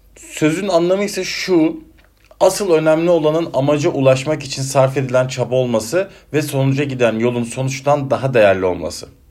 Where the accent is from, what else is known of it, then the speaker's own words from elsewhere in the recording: Denizli, Turkey; accent: Ege ağzı (Aegean); now in Ankara, Turkey; memleketim olan Denizli'ye gideceğim Ankara'dan.